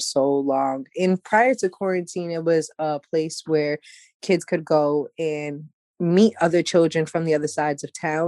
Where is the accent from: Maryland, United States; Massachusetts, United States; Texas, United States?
Massachusetts, United States; Worcester; I'm from Worcester